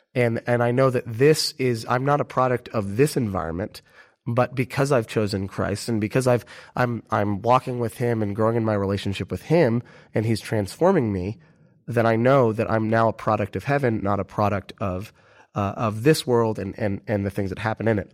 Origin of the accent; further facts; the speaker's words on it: United States; everyone immediately knows we're American